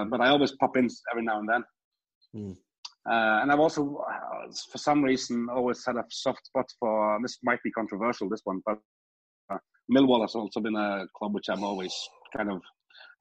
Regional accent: Norway; I'm from Norway

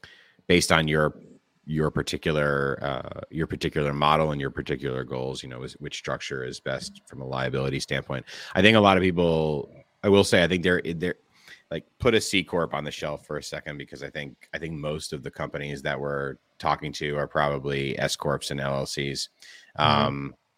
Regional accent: California, United States; I mean, we were born and bred in California.

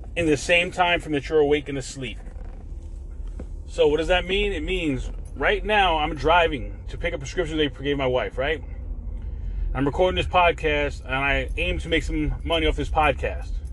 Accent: New York, United States; now in Florida, United States; I'm from New York, so I use words like crib

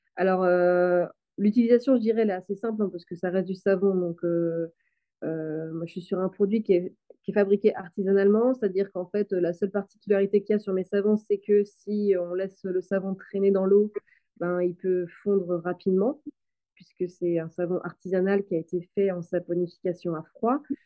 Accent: western Brittany, France; je suis originaire de, l'ouest de la Bretagne

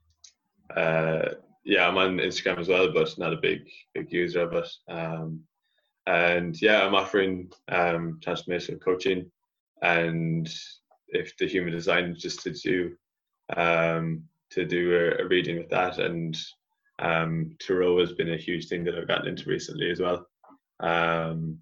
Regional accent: Ireland; reconnecting to my roots as an Irish person and as a Celt and as a Gaelic person

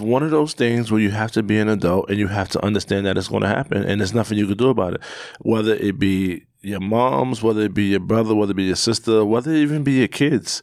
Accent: New York, United States; I'm from New York, born and raised

